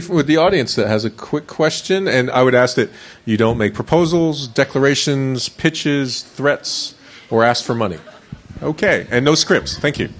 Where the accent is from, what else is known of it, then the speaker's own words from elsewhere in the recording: Florida, United States; I grew up in Florida